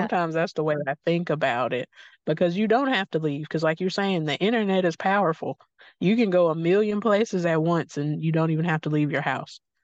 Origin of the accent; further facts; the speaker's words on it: Mississippi, United States; I'm not far from Oxford, Mississippi, which is Faulkner City